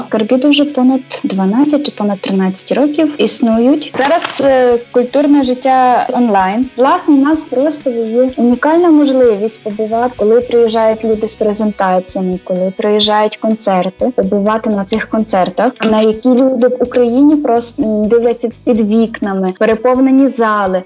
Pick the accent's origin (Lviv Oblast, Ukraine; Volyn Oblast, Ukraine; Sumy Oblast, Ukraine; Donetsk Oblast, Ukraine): Volyn Oblast, Ukraine; Berestechko; moved away as an adult; now in Wrocław, Poland; я сама з Берестечка з Волинської області приїхала до Вроцлава років 10 приблизно назад